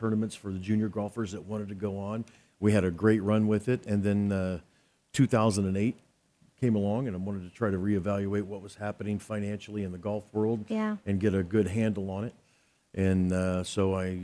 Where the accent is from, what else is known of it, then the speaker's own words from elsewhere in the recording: Oklahoma, United States; I'm from Oklahoma